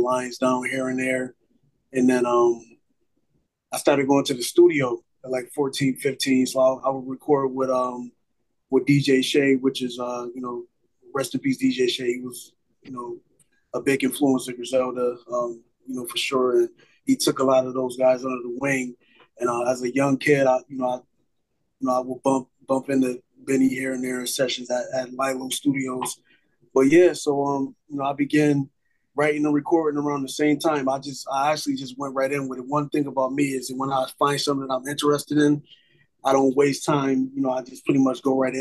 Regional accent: Buffalo, New York, United States; growing up in Buffalo, you know, it was just pretty much I'm a product of my environment

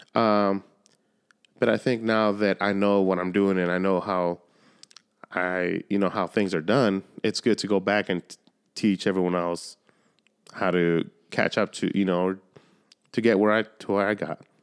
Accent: Solana Beach, California, United States; I grew up in Solana Beach

